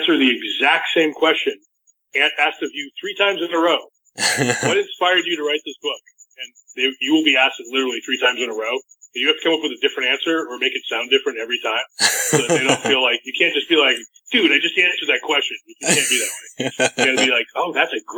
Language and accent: English; New Hampshire, United States; I'm from New Hampshire